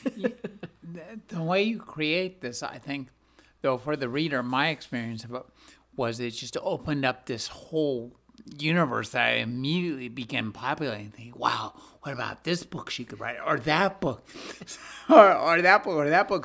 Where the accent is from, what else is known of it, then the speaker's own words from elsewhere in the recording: California, United States; I'm from California